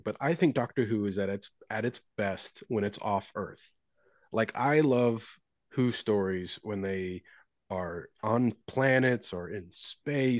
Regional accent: Kentucky, United States; I'm from Kentucky

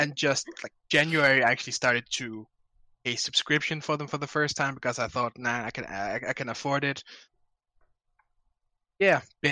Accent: Denmark; I'm 21 years old, and I'm from Denmark.

